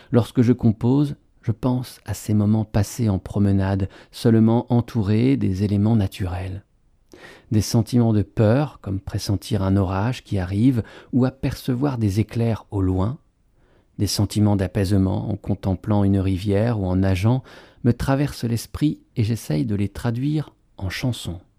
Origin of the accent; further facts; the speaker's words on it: Colorado, United States; J'ai grandi dans le Colorado, au milieu des montagnes.